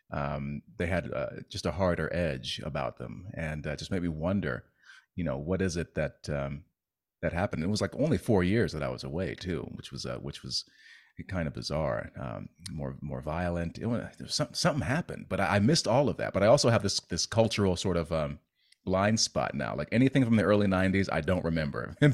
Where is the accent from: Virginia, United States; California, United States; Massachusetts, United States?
Virginia, United States; also born or lived in Heidelberg, Germany / Belgium; So, like, I was born in Heidelberg. Um, I have just about no memory of that. And then uh, we were in uh, south in, uh, southeastern Virginia. Then we went to Belgium